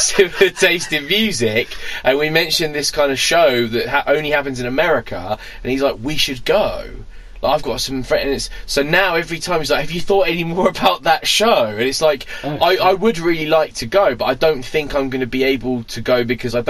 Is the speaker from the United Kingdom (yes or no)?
yes; United Kingdom; we're British